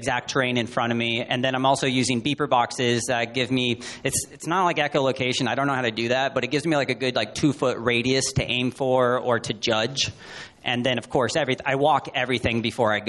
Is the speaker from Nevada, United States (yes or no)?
yes; Las Vegas, Nevada, United States; I'm from Las Vegas